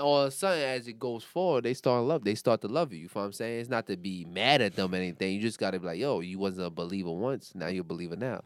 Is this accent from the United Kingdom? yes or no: no; New York City, New York, United States; now in Baltimore, United States; I'm from Brooklyn, New York